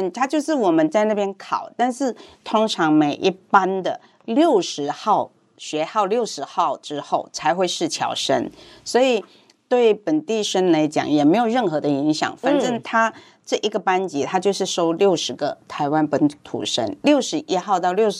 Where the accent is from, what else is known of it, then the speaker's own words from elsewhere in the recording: Hong Kong; Chinese is a second language; moved away as an adult; now in Taiwan; 我是，嗯，我是在香港长大，十八岁的时候才来台湾读书。